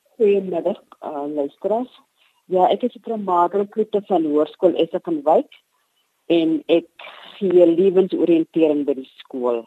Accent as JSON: {"language": "Afrikaans", "area": "Matwaland", "region": "Northern Cape", "country": "South Africa", "tie": "born or raised there", "also_born_or_lived": "Springbok", "said": "Ek is gebore in Matwaland"}